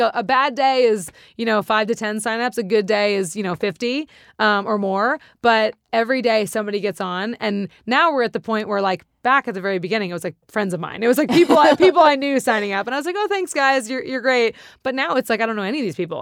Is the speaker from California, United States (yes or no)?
yes; Santa Monica, California, United States; I'm from here. I'm born and raised in Santa Monica